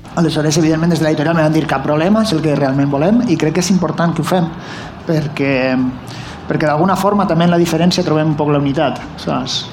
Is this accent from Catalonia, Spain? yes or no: no; Valencian Community, Spain; jo sóc valencià